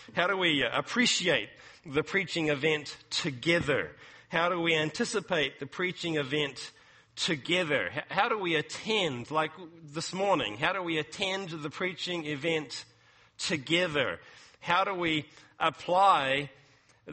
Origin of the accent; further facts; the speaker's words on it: New Zealand; moved away as an adult; now in California, United States; New Zealand, which is my home country